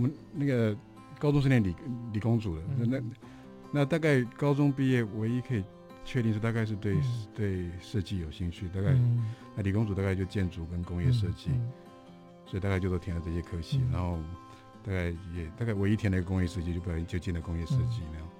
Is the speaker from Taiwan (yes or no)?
yes; Guanshan, Taitung County, Taiwan; moved away; also born or lived in United States; 我觉得在台东成长其实是一个生命中蛮蛮重要的经验。就是在那个充满山水的地方，在花东纵谷。那我印象深刻，应该是我的国小吧？那关山国小那个，